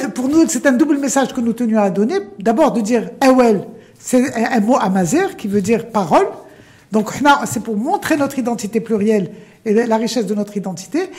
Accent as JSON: {"language": "French", "country": "Morocco", "said": "On est arabo, amazère, africain, méditerranéen, ouvert sur l'Europe"}